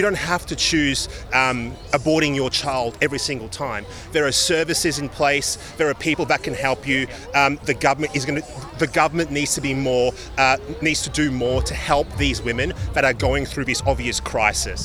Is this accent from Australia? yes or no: yes; Victoria, Australia; in my home state of Victoria